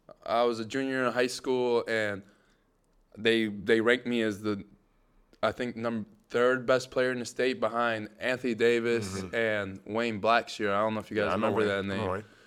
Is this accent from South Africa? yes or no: no; Egypt; Well, back then, it was a very different country. We were under a dictator for 30 years of Hosni Mubarak. It's a beautiful place today.